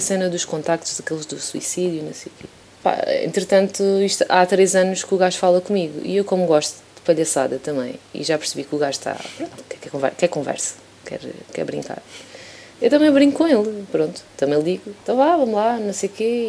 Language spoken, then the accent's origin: Portuguese; Elvas, Alentejo, Portugal; also born or lived in Badajoz, Spain; quando tinha 18 anos, estás a ver, em Elvas, na minha terra